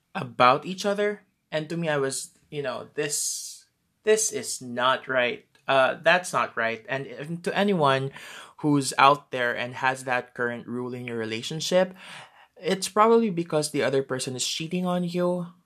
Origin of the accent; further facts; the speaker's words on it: Philippines; I'm from the Philippines